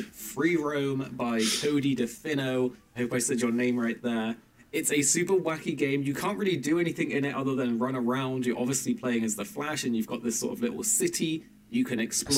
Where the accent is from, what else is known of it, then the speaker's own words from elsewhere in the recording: England, United Kingdom; as an English person